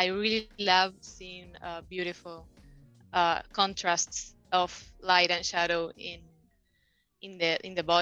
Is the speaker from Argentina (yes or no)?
yes; Buenos Aires, Argentina; I was born and raised in Argentina, Buenos Aires.